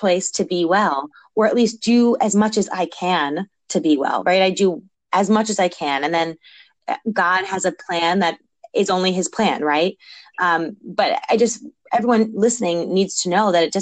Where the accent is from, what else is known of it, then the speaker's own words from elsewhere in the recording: New York, United States; moved away as an adult; also born or lived in Philadelphia; I grew up in New York